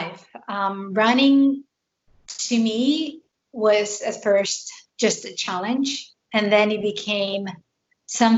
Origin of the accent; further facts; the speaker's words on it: Spain; moved away as an adult; now in Pennsylvania, United States; I am a transplant. I am originally from Spain, and I moved here 12 years ago